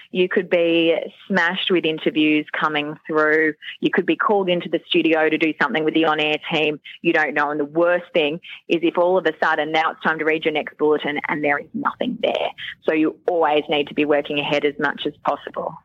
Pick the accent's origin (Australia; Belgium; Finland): Australia; Queensland; moved away as an adult; also born or lived in Sydney; I was from Queensland